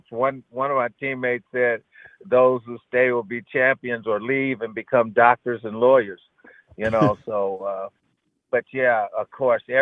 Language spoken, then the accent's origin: English; Barberton, Ohio, United States; We're both from Barberton. We're gonna show him how to play football up here in Michigan.